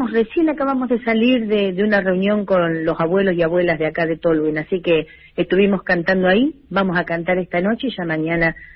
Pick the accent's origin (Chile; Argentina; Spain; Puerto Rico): Argentina; porque yo que soy más argentina que la torta frita